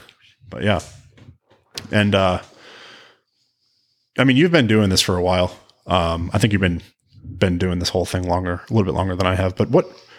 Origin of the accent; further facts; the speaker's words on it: New England, United States; No, I grew up in New England, and you really, if you're because of the winters and the road conditions up there